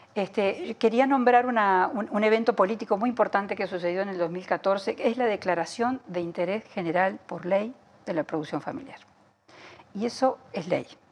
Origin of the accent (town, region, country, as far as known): Uruguay